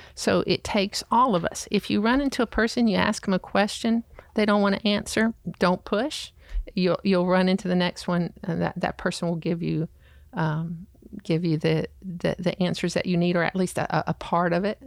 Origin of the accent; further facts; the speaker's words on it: the South, United States; I grew up in the South.